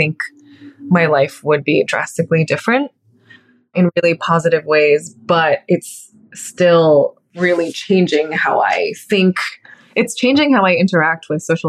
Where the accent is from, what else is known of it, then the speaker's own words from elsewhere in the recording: Texas, United States; moved away; also born or lived in New York; I'm from Texas